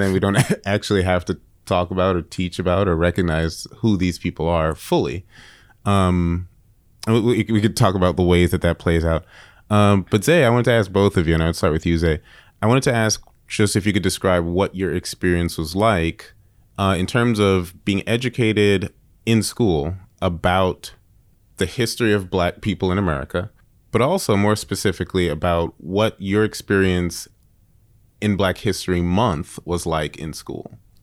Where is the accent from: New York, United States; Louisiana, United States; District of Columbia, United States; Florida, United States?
New York, United States; I grew up in New York, in the Bronx